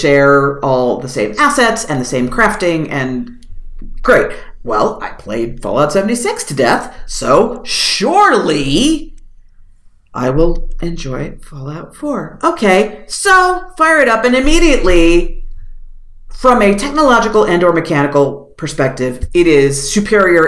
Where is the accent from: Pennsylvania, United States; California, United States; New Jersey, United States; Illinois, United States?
Pennsylvania, United States; Philadelphia; I'm from Philadelphia